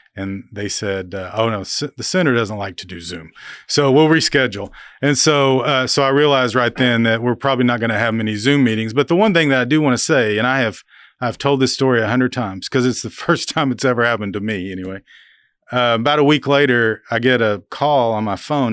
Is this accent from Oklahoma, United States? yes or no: yes; Oklahoma, United States; growing up in Oklahoma, uh, in the seventies as a, as a kid